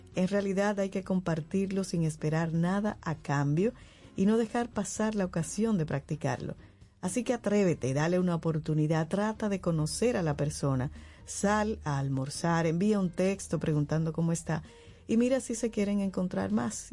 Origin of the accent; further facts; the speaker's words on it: Dominican Republic; now in Santo Domingo, Dominican Republic; Santo Domingo, no viví aquí, pero en mi pueblo yo pequeña era